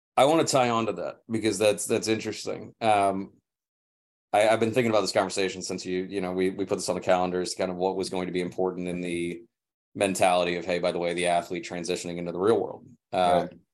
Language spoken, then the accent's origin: English; St. Louis, Missouri, United States; moved away as an adult; also born or lived in Tampa, Florida; now in California, United States; St. Louis, yeah, I was born in Tampa, moved to St. Louis when I was five. So pretty much my home.